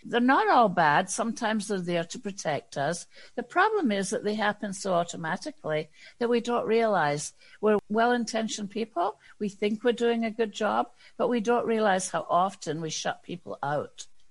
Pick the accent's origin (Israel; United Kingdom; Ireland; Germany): United Kingdom; Scotland; moved away as an adult; a white woman from Scotland